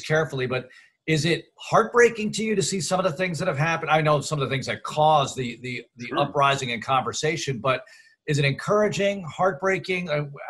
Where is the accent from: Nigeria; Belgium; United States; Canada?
United States; New York; moved away; I grew up watching WABC in New York.